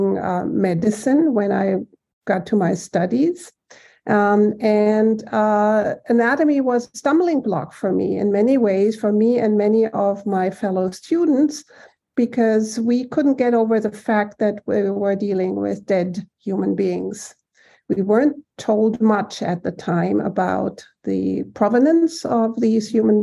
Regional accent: Germany; moved away as an adult; now in Boston, United States; growing up in Germany, being raised in Germany by my family

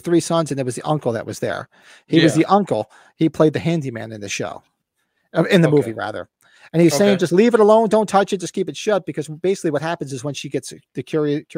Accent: Northern New Jersey, United States; we grew up in Northern New Jersey

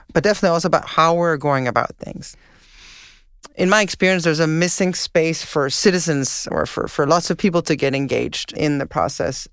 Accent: Denmark; moved away as an adult; now in Montreal, Canada; growing up in Denmark, snow was sort of a rare thing

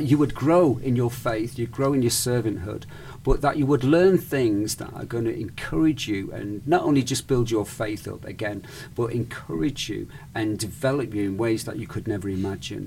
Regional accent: United Kingdom; also born or lived in Spain; now in United States; I'm British, right? Or I'm Spanish, Mediterranean

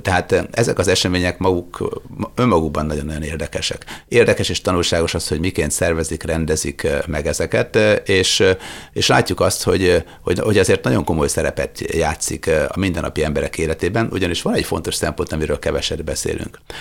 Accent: Sopron, Győr-Moson-Sopron, Hungary; Sopronba születtem

